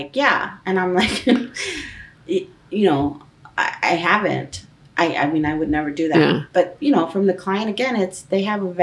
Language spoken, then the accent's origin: English; Los Angeles, California, United States; I'm from East